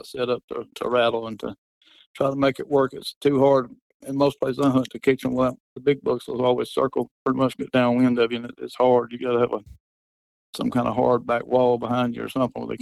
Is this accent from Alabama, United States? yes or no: yes; Alabama, United States; I'm born and raised in Alabama